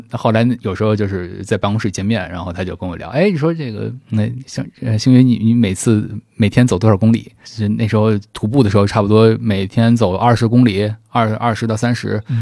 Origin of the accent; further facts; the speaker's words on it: Beijing, China; 因为我是北京人嘛，然后可能我从小就是我父母周末就带着我去嗯三联书店，然后中国美术馆嗯，北京仁义，就是嗯那个十字路口儿